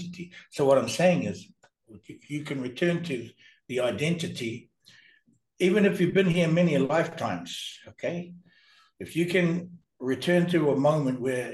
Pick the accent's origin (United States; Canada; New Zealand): New Zealand; I was born and raised in New Zealand